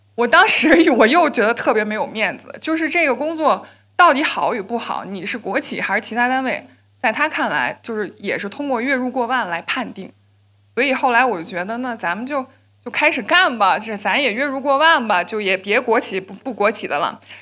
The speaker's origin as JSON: {"language": "Chinese", "town": "Shenyang", "region": "Liaoning", "country": "China", "said": "我来自辽宁沈阳"}